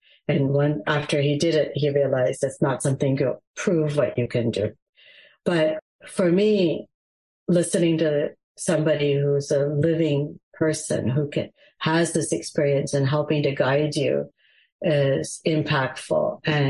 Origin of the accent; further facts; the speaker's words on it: United States; my Gujarati, as I speak it, isn't great. I'm an American Gujarati.